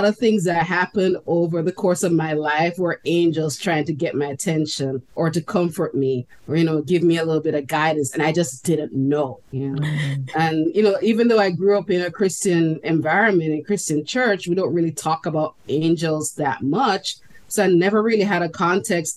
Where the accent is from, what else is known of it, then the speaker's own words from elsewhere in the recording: Jamaica; moved away; growing up in Jamaica, we get a lot of ghost stories as children